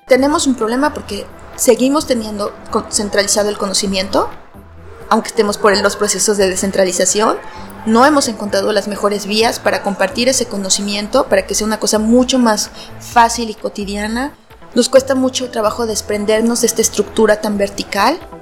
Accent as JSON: {"language": "Spanish", "country": "Mexico", "said": "soy de México y estoy en un pequeño colectivo en una ciudad muy patriarcal"}